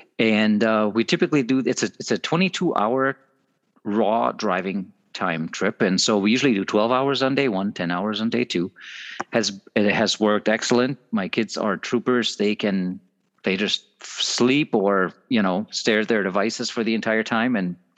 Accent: Minnesota, United States; We're all here from Southeastern Minnesota.

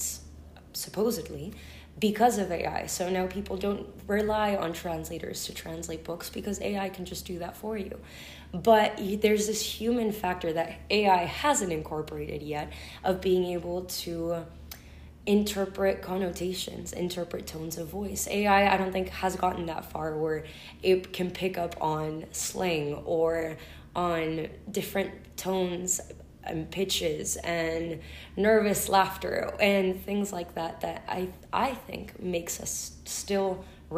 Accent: Buenos Aires, Argentina; accent: Spanish; also born or lived in United States; now in Orange County, United States; I was born in Buenos Aires, Argentina, academically educated in the United States and raised going back and forth.

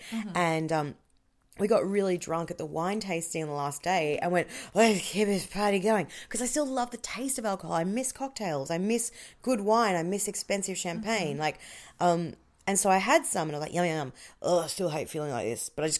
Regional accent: Melbourne, Victoria, Australia; now in Wellington, New Zealand; And I'm from Melbourne, so I'm a wanker.

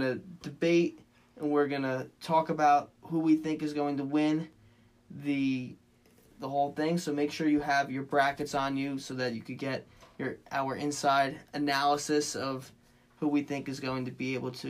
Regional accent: Manalapan, New Jersey, United States; my hometown of Manalapan.

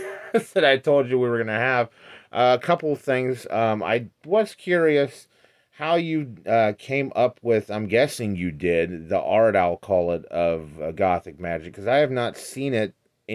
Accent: Central Illinois, United States; born or raised there

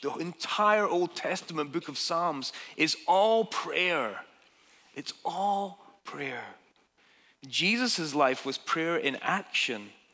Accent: Dundee, Scotland, United Kingdom; moved away as an adult; now in United States; my hometown in Dundee, Scotland

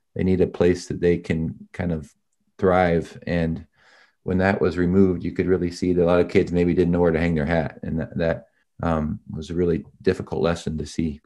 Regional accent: Indiana, United States; moved away; I grew up in the Hoosier State

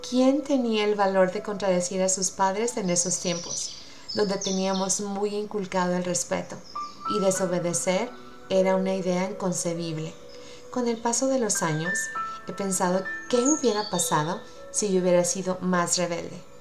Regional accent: Utah, United States; Por ahorita yo insisto que los mejores atardeceres son de mi tierra. El cielo rojo me llena de nostalgia y de sentimiento. Quiero cerrar los ojos y ver las montañas de Utah.

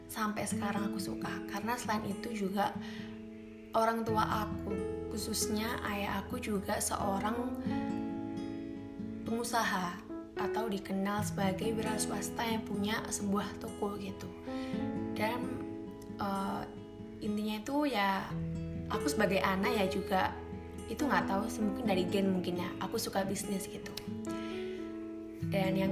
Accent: Malang, East Java, Indonesia; dan aku berasal dari Malang gitu

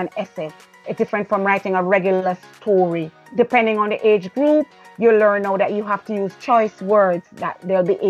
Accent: Jamaica; moved away; I was from Jamaica

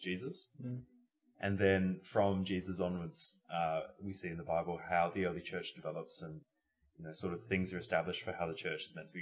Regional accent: Australia; we're from Australia

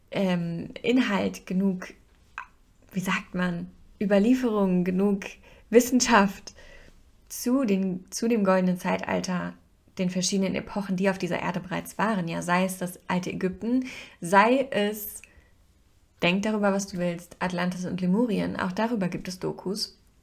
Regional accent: Hesse, Germany; bei uns in Hessen

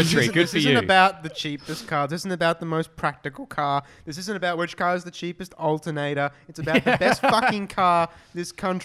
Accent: Australia; As an Australian

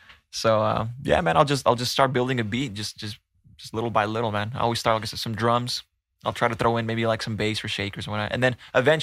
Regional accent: Tracy, California, United States; born or raised there; also born or lived in San Mateo, California

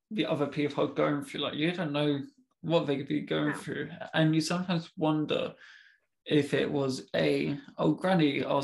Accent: United Kingdom; Being very British, like, what platform do I go to?

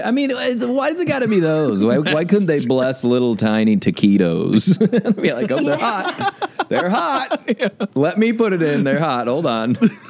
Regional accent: Omaha, Nebraska, United States; Omaha, Nebraska.

